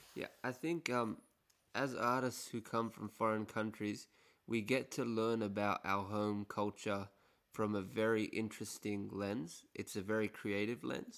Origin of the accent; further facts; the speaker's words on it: Egypt; also born or lived in Western Sydney; now in Sydney, Australia; I'm from Egypt